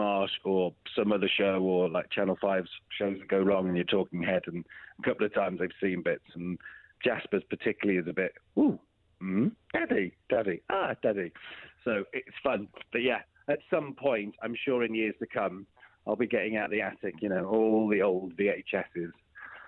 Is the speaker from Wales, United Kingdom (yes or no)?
yes; Wrexham, Wales, United Kingdom; moved away as an adult; also born or lived in London; I moved away from Wrexham, North Wales, when I was pretty much 15 to film Children's Ward, came back, did A-levels, carried on filming. By the time I was 20, 21, I was living in London